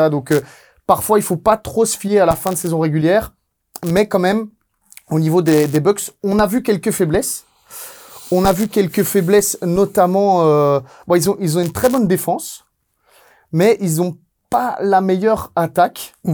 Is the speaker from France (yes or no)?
no; Italy; Ah ouais, je suis italien, moi